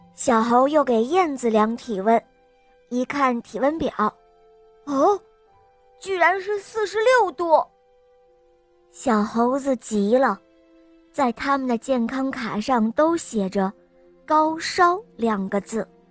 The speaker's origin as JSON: {"language": "Chinese", "town": "Dalian", "region": "Liaoning", "country": "China", "said": "我今年四岁了，我来自大连。"}